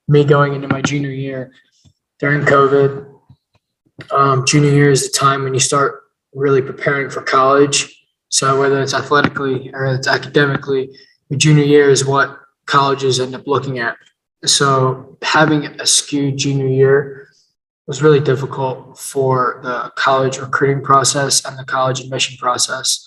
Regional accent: Phoenixville, Pennsylvania, United States; Growing up in Phoenixville, I feel like in Phoenixville, when I was in middle school and elementary school, I was new

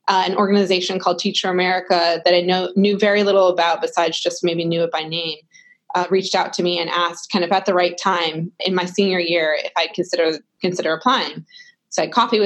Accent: Minneapolis, Minnesota, United States; moved away as an adult; also born or lived in East Coast; I'm originally from Minneapolis. I moved out to the East Coast to attend Brown University

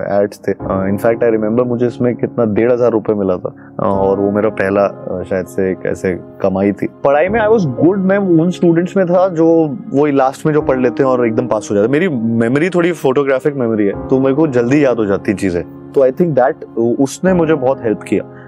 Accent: Gwalior, Madhya Pradesh, India; moved away as an adult; also born or lived in Navi Mumbai; now in Mumbai, India; मैं ग्वालियर से हूँ तो ग्वालियर से मुंबई आना मेरे लिए सबसे

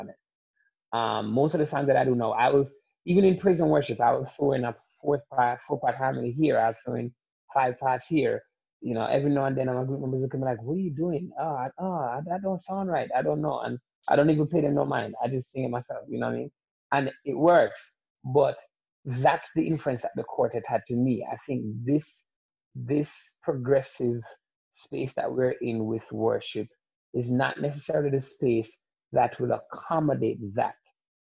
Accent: Jamaica; moved away; also born or lived in Atlanta; growing up in Jamaica

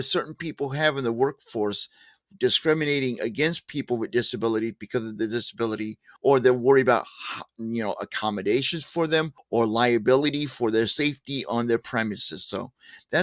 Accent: St. Louis, Missouri, United States; moved away; also born or lived in California / Joplin, Missouri; I moved here to Missouri, my home state. I'm from Missouri, originally St. Louis

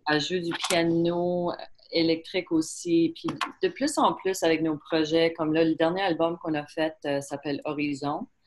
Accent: Prince Edward Island, Canada; c'est sûr qu'on est acadien

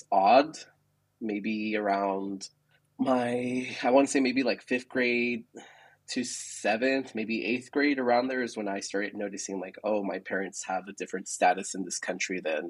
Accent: San Antonio, Texas, United States; also born or lived in El Paso, Texas; I am from San Antonio, Texas. I was born and raised here.

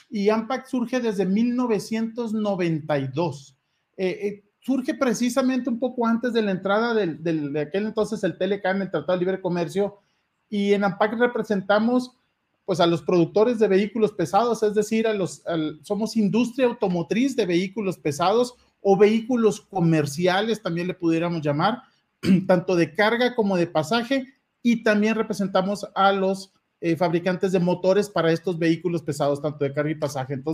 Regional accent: Hermosillo, Sonora, Mexico; yo soy originario de Hermosillo, de Sonora

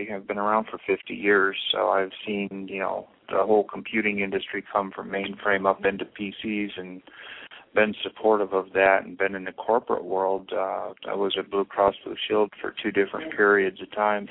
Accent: Royal Oak, Michigan, United States; also born or lived in Topeka, Kansas / Mississippi / Louisiana / Turkey; we basically settled into Royal Oak, and I grew up around Royal Oak schools

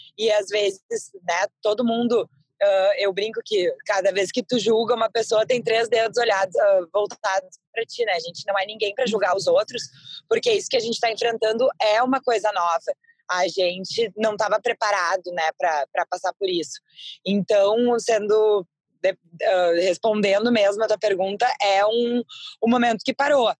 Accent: Brazil; somos nós brasileiros

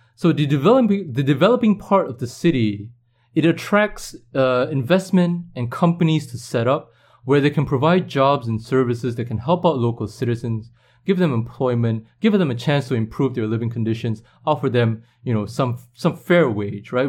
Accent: Singapore

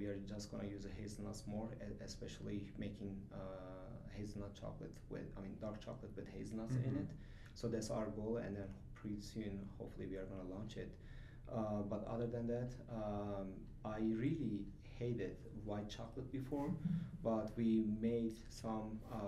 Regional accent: Germany; also born or lived in Turkey; now in Utah, United States; I'm from Turkey, but I mm-hmm. grew up in Germany

